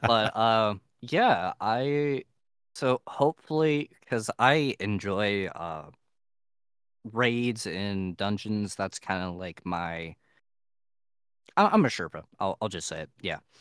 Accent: Ohio, United States; I am from Ohio

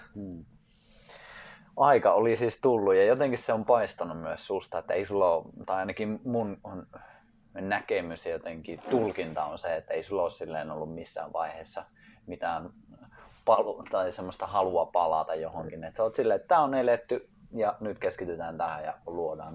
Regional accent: Finland; mä oon Suomesta

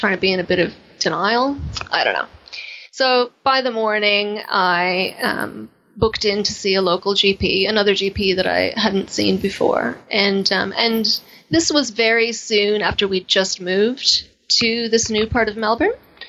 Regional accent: Canada; accent: Canadian; moved away; my Canadian accent

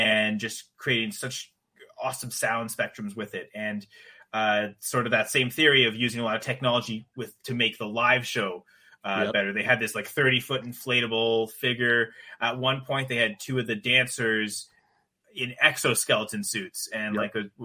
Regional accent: Canada; I'm Canadian

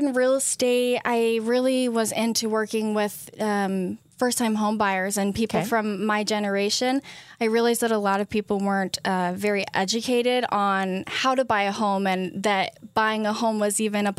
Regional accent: Hurricane, Utah, United States; also born or lived in Ogden, United States; Yeah, so I was born in Ogden, Utah.

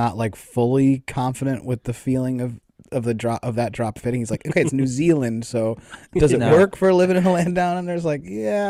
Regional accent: Wisconsin, United States; Like, I'm from... Yeah, I'm from Wisconsin

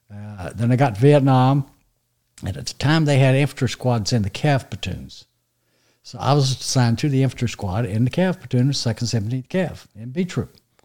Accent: Fayetteville, North Carolina, United States; No, I grew up in Fayetteville.

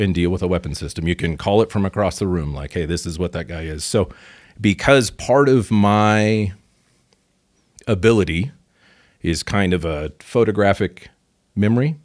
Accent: Pacific Northwest, United States; moved away; also born or lived in Chicago; I'm from the Pacific Northwest originally

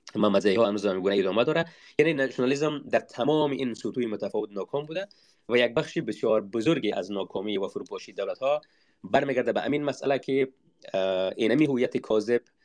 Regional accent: Afghanistan; منی تاجیک وقتی که افغان میشم دیگر به قیمت تاجیک بودنم تمام

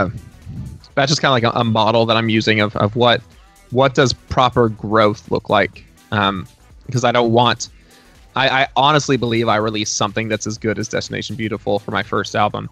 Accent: Dallas-Fort Worth area, Texas, United States; now in Nashville, United States; my hometown, home state in the Dallas-Fort Worth area of Texas

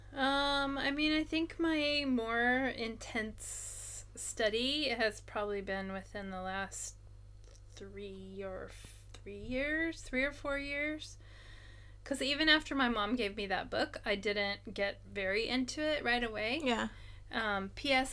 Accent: United States; now in Japan; as an American, or at least the way that I think, even though I've been here for a long time and I speak Japanese

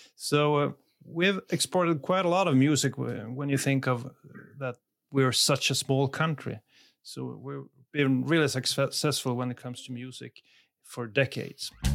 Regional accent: Sweden; English is a second language; I'm from Sweden.

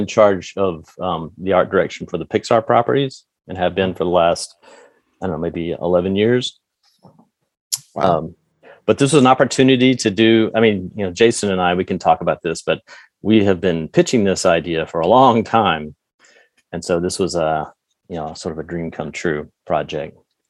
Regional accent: Atlanta, Georgia, United States; I grew up in Atlanta.

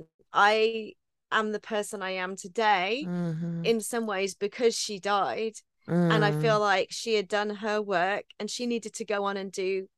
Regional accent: Texas, United States; accent: West Texas; I would be in Texas, which I consider my home and is my home, even though I sound like I'm from West Texas

